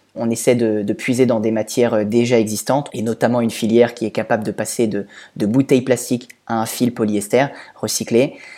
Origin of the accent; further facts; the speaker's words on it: Normandy, France; also born or lived in Toulouse; now in Villeurbanne, France; Je suis originaire de Normandie